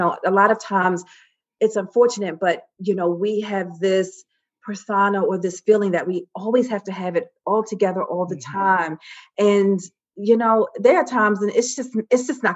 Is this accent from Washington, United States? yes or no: no; Baltimore, Maryland, United States; I'm from Baltimore